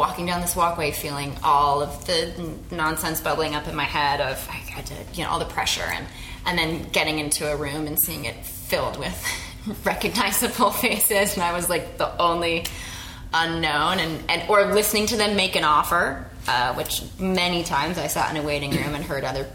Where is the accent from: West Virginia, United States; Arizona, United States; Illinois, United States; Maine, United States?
Arizona, United States; Phoenix; also born or lived in Singapore; now in Los Angeles, United States; I also maintain a connection to my hometown. I'm from Phoenix.